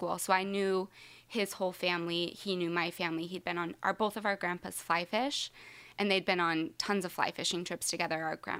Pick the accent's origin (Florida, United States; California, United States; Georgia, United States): California, United States; Lodi; also born or lived in Seattle, Washington / Atwater, California / Stockton, California; I was born in just outside of Seattle in Washington. Then my family moved to Lodi in California, and I lived there until about 7th grade. And then I lived in Atwater, California, until just for high school. And then I moved back to Stockton, which is next to Lodi.